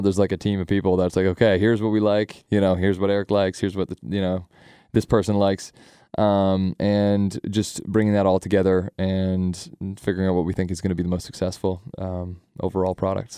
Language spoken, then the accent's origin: English; Sarnia, Ontario, Canada; also born or lived in London, Ontario; I'm from Sarnia